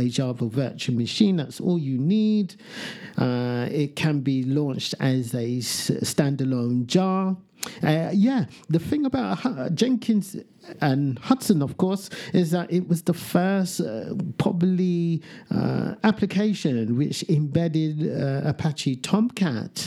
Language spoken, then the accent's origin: English; United Kingdom; I am British.